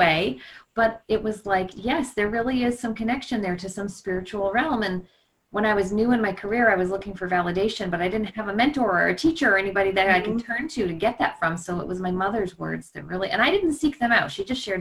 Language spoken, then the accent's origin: English; Cape Cod, Massachusetts, United States; I grew up on Cape Cod